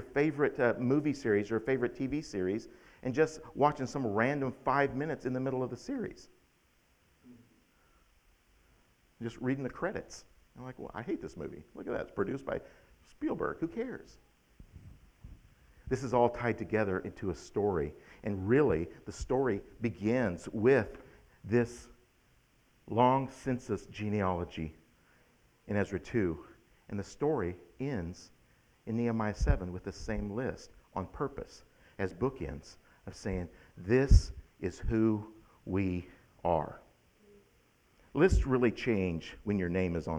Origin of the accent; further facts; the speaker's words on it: United States; As an American